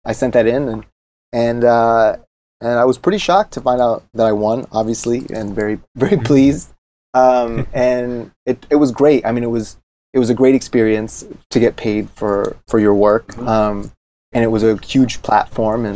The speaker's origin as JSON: {"language": "English", "town": "East Lansing", "region": "Michigan", "country": "United States", "tie": "born or raised there", "said": "the town that I grew up in Michigan State, in East Lansing"}